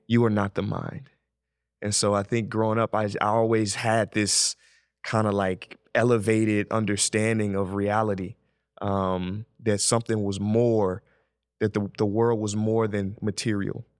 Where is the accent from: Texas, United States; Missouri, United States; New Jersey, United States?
Missouri, United States; St. Louis; I'm from Saint Louis.